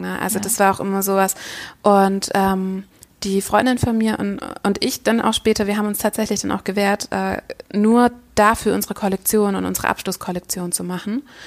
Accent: Düsseldorf, North Rhine-Westphalia, Germany; ich komme aus Düsseldorf

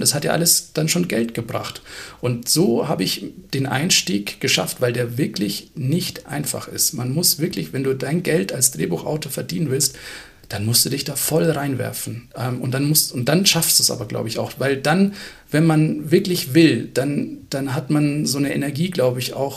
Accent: Munich, Bavaria, Germany; Ich als Münchner

